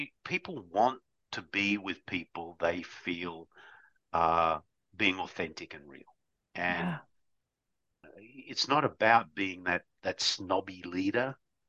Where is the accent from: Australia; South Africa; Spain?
Australia; growing up in Australia, you know, Australia was a melting pot